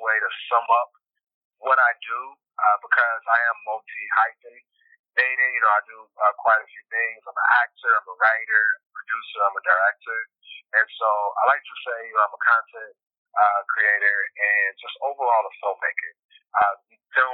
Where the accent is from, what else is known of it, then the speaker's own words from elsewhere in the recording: Titusville, Florida, United States; moved away as an adult; now in Los Angeles, United States; I'm from Titusville, Florida. It's a really small town on the East Coast, the Space Coast of Florida. Mm-hmm. So born and raised